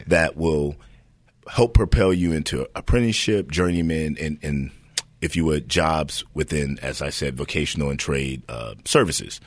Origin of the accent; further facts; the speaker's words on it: Hayward, California, United States; Born and raised in Hayward